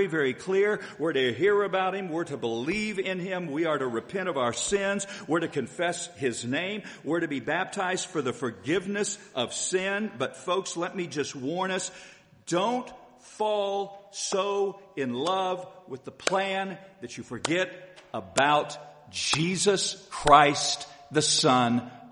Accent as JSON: {"language": "English", "town": "Haysville", "region": "Kansas", "country": "United States", "tie": "born or raised there", "said": "when I was a little boy growing up in Hayesville, Kansas"}